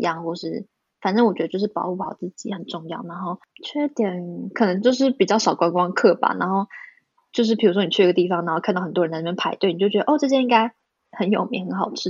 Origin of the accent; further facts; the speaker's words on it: Taiwan; now in Spain; 我是台湾人